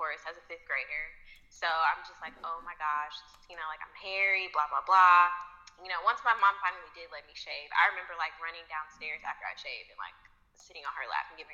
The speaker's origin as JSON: {"language": "English", "town": "Indianapolis", "region": "Indiana", "country": "United States", "tie": "born or raised there", "said": "I'm from Indianapolis"}